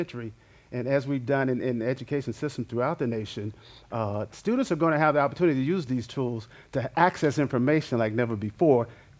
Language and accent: English; Memphis, Tennessee, United States; Born and raised in Memphis, Tennessee, and living through the 60s and the 70s and the Civil Rights Movement